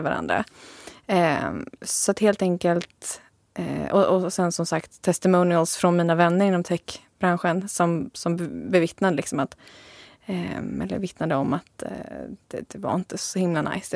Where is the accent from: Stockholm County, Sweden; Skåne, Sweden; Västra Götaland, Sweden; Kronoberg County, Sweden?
Stockholm County, Sweden; Sigtuna; moved away; also born or lived in Jönköping; Jag är från början från Sigtuna